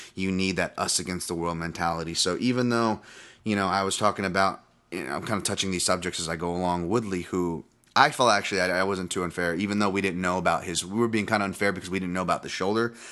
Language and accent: English; West Coast America, United States; also born or lived in Hawaii; I moved from Hawaii when I was six, and I'd go back to visit every year, but mainly grew up here in the United States, West Coast America